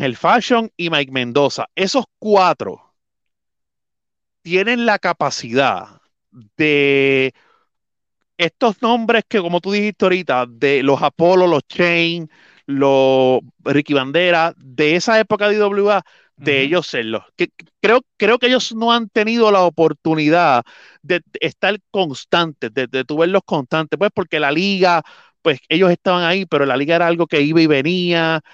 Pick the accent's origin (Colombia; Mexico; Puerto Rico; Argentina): Puerto Rico; yo soy de Junta, mi papá siempre me llevó a los Juegos de Ponce